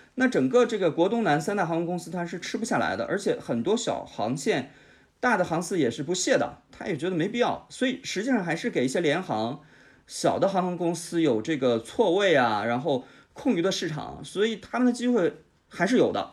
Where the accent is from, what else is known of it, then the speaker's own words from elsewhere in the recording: Jilin, China; moved away; 像我老家是吉林的，我是东北的